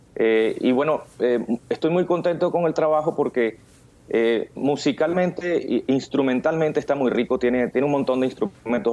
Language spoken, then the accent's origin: Spanish; Barinas, Venezuela; moved away as an adult; now in Miami, United States; yo nací en Venezuela, en la ciudad de Barinas.